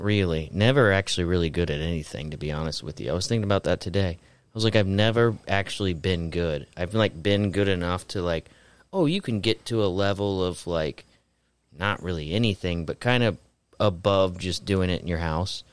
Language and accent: English; Florida, United States; growing up in Florida, my mom had sun cancer under her arm